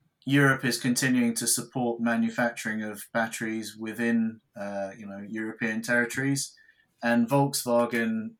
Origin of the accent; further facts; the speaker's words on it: United Kingdom; us as British people